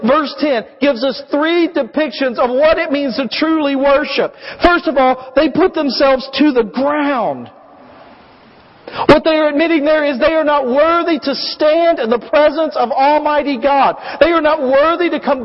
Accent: United States; we, as American Christians

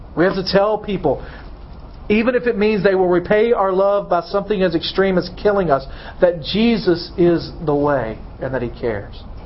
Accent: United States; as American

